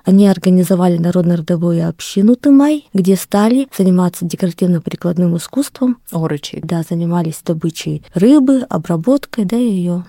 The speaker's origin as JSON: {"language": "Russian", "region": "Oroch people of Khabarovsk Krai", "country": "Russia", "said": "так как сама принадлежу коренному малочисленному народу Хабаровского края к орочам."}